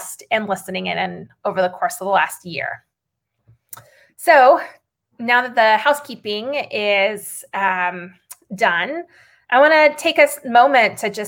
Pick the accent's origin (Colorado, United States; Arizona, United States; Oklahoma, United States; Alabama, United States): Arizona, United States; now in San Francisco, United States; Arizona, the state where I grew up